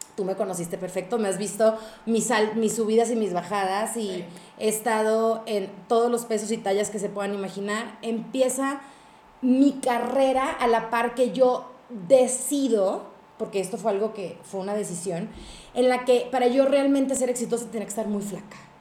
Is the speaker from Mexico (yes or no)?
yes; northern Mexico, Mexico; yo soy grandotona, alta, norteña, escandalosa